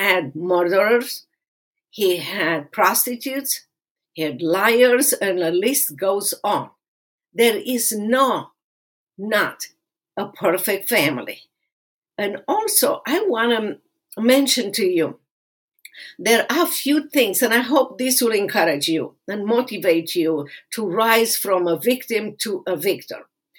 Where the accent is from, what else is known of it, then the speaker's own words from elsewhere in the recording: Romania; moved away as an adult; now in United States; I suffer in that place in Romania as a kid and as a teenager